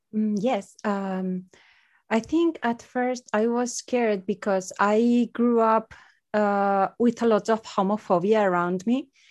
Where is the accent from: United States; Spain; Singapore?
Spain; English is a second language; I'm from Spain